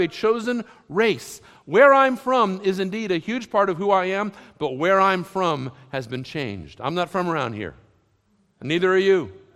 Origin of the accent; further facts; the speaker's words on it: Massachusetts, United States; also born or lived in Lexington, Kentucky; where I grew up in Massachusetts